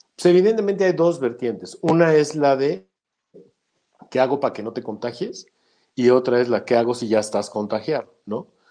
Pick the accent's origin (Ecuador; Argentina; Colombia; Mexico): Mexico; porque soy mexicano número uno